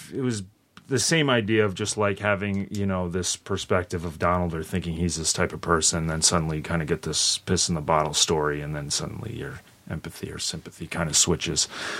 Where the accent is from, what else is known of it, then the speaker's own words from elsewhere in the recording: Rhode Island, United States; moved away as an adult; also born or lived in Bay Area, California / New York; I'm from Rhode Island.